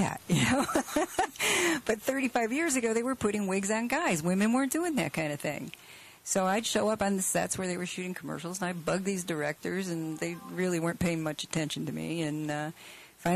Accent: Rochester, United States; moved away as an adult; also born or lived in California; I'm from Rochester.

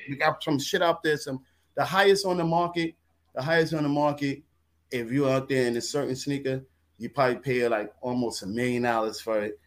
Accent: New York, United States; I'm a New Yorker

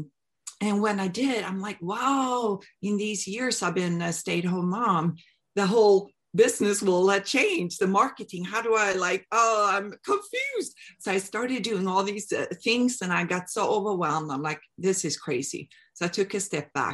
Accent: Sweden; moved away as an adult; I'm from Sweden. I moved here back in 2002

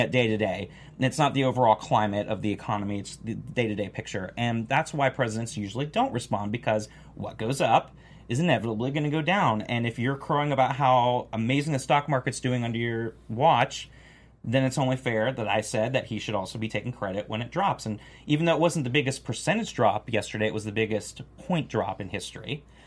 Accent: Florida, United States; moved away; I'm from Florida originally

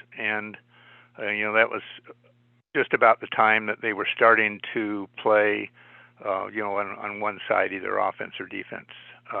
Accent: Boulder, Colorado, United States; also born or lived in Midland, Michigan; I was born in Midland, Michigan, and when I was five, we moved to Boulder.

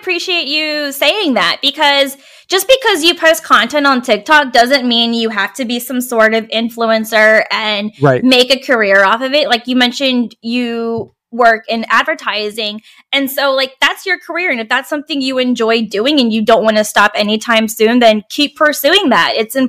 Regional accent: Virginia, United States; now in Portland, United States; And I'm originally from Virginia, and I hate Virginia.

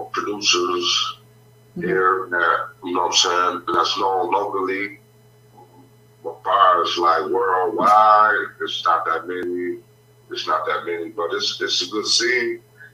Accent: Lansing, Michigan, United States; also born or lived in Blytheville, Arkansas; I was born in Blytheville, Arkansas, but I was raised in Lansing, Michigan.

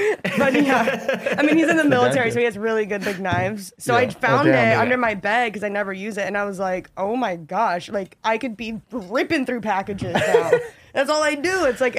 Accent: Florida, United States; moved away; So we're both from Florida.

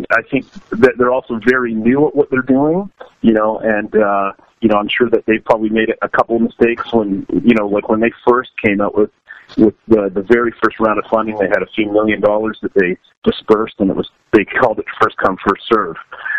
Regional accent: Canada; So we're really lucky as a Canadian band to be able to have that access to Canadian government's funding

